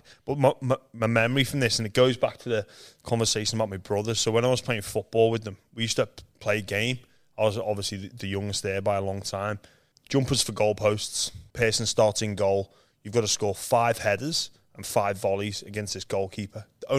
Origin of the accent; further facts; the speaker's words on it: Liverpool, North West England, United Kingdom; moved away as an adult; I was born in Liverpool, England, where there's no rugby league. I'm one of seven kids, so yeah, it was a busy household growing up.